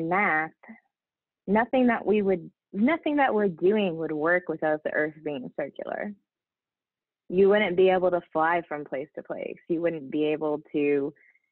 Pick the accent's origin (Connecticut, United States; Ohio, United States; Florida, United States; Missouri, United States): Ohio, United States; I grew up in Ohio